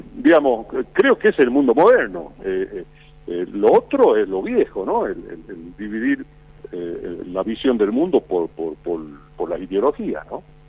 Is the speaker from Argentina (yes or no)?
yes; Argentina; somos un país de caudillos